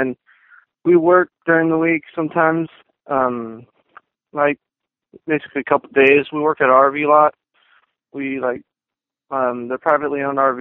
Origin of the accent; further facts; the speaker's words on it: Garden Grove, California, United States; Came from Garden Grove, California. I used to live over there about 2 years ago